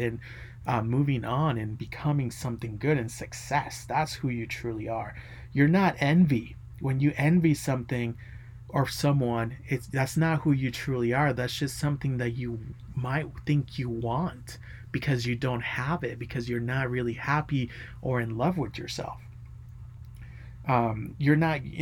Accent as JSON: {"language": "English", "country": "United States", "said": "I'm an American too"}